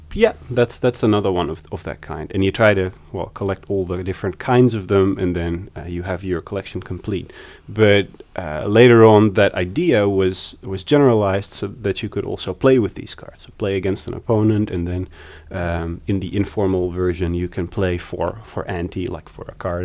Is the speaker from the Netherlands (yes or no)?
yes; Amsterdam, North Holland, Netherlands; moved away as an adult; also born or lived in The Hague / Berlin, Germany / Sydney, Australia / Newcastle, Australia; I was born in The Hague, but I've lived in Amsterdam since I was three.